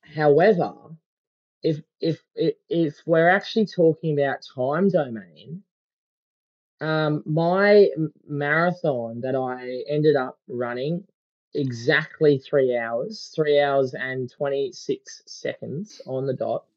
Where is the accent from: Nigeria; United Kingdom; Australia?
Australia; being an Aussie